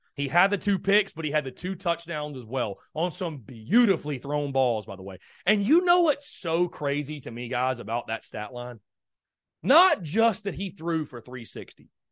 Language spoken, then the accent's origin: English; North Augusta, South Carolina, United States; I grew up in beautiful North Augusta, South Carolina. Shout out my hometown of N